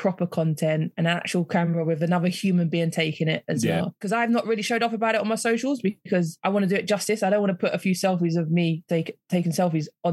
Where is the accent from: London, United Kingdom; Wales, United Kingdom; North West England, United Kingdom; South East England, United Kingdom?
London, United Kingdom; moved away; also born or lived in Kent; my experiences growing up in South London and moving away out to Kent